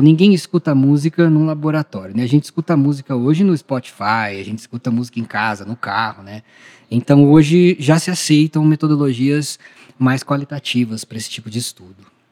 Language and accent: Portuguese; Ribeirão Preto, São Paulo, Brazil; lá em Ribeirão Preto, que é a minha cidade natal